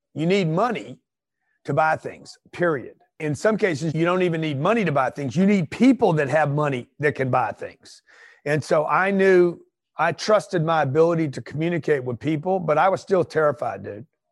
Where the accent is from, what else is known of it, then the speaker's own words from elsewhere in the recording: Los Angeles, California, United States; moved away as an adult; now in Pueblo, United States; I'm from Los Angeles. I'm moving my family to Pueblo